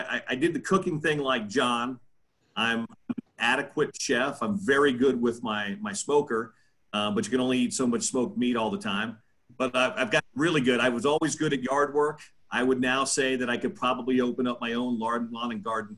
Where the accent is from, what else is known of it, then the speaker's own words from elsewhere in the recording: Kansas City, Missouri, United States; moved away as an adult; I grew up in the Midwest. I grew up in Kansas City